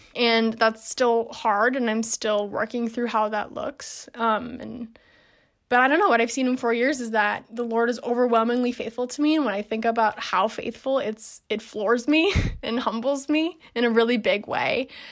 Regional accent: Minneapolis, Minnesota, United States; moved away as an adult; also born or lived in Madison, Wisconsin; I'm from Minneapolis, Minnesota. That's where I am now

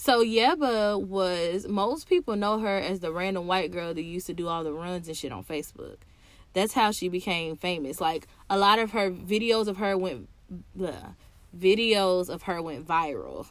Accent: Tennessee, United States; I'm from Tennessee

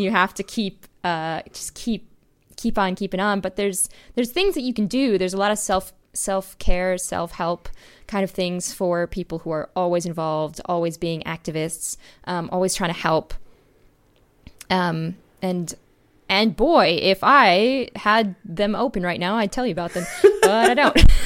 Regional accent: Wisconsin, United States; Wisconsin has a new governor, my home state

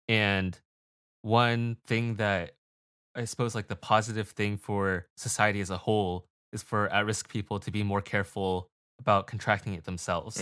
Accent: United States; I'm Asian American

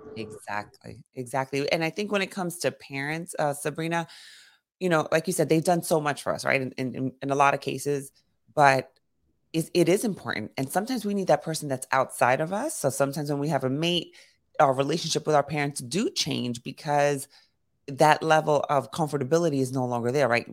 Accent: New York City, New York, United States; I grew up in Brooklyn and Queens

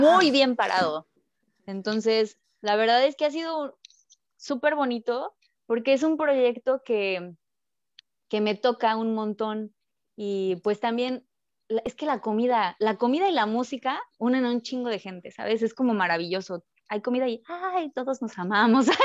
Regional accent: Mexico; moved away as an adult; now in France; Nosotros, los mexicanos

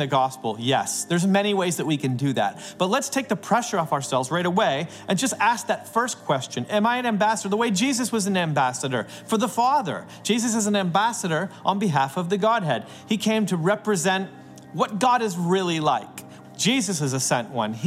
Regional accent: Canada; I'm a Canadian

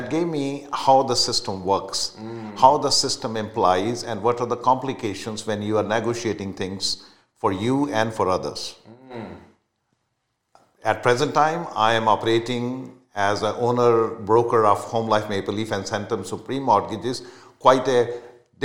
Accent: India; moved away as an adult; now in Canada; I'm a proud Canadian, but I was born in India, so my roots are still there

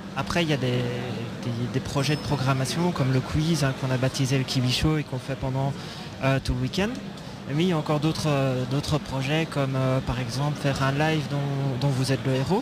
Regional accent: Belgium; en tant que Belge

